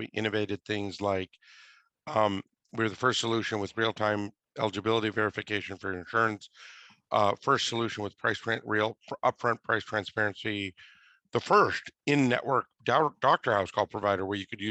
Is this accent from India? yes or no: yes; Mumbai, Maharashtra, India; now in United States; I'm a first generation immigrant. I was born in Mumbai, India